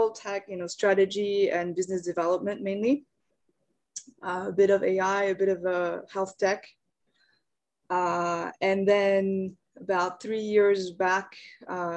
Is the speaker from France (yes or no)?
yes; France; moved away as an adult; also born or lived in Japan; now in Seoul, South Korea; I'm from France originally, grew up there, but I spent about half of my life in France. So I stayed up until I finished my undergrad.